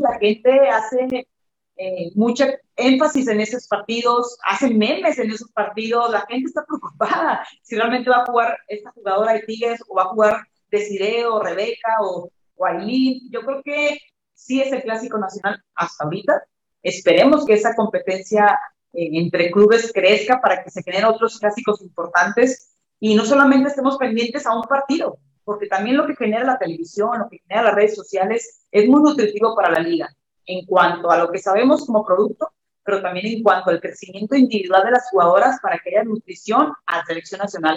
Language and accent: Spanish; Mexico; moved away as an adult; also born or lived in Kazakhstan / Canada